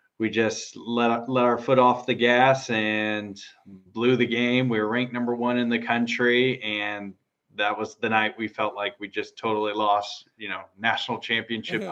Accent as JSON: {"language": "English", "town": "Kansas City", "country": "United States", "tie": "born or raised there", "also_born_or_lived": "Morristown, New Jersey", "said": "I was born in Morristown, New Jersey, at Memorial Hospital. I lived there for about 6 months and then pretty much raised in Kansas City. That's where I grew up."}